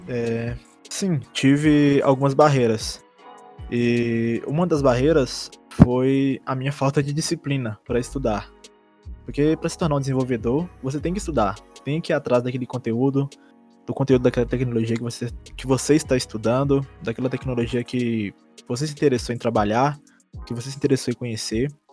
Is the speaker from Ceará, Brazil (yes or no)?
no; Diamantina, Minas Gerais, Brazil; sou de Diamantina, não sou da cidade de Ouro Preto.